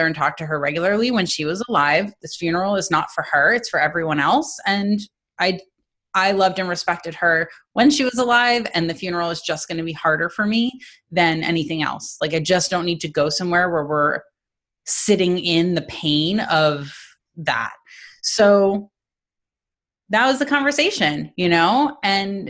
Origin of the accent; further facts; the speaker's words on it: East Coast, United States; moved away; also born or lived in New Jersey; We're from the East Coast